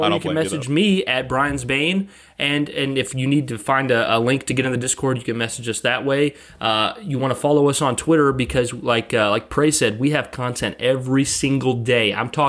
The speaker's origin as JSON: {"language": "English", "region": "Montana", "country": "United States", "tie": "born or raised there", "said": "Being born and raised in Montana, I took his compliment and arguably the name, not my true intention."}